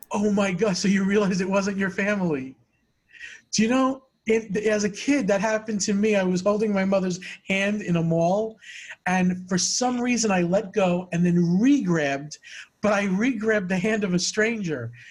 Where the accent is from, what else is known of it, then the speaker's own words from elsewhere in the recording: Long Island, New York, United States; growing up in New York, Long Island